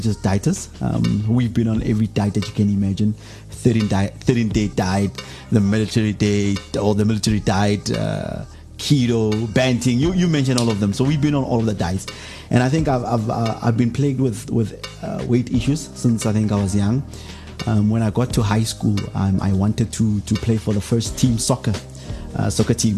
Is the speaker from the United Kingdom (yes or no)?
no; Pretoria, Gauteng, South Africa; I come from a township in the east of Pretoria, Mamelodi